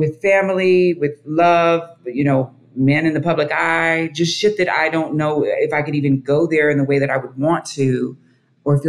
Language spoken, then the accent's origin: English; Dayton, Ohio, United States; moved away as an adult; also born or lived in Kentucky / New York City; I was born in Kentucky, raised in Dayton, Ohio. Moved out when I was 18